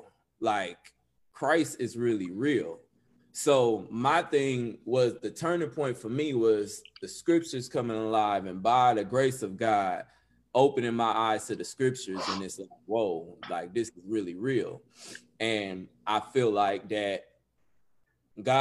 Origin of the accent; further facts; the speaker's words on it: Los Angeles, California, United States; moved away as an adult; now in Texas, United States; I'm from West Los Angeles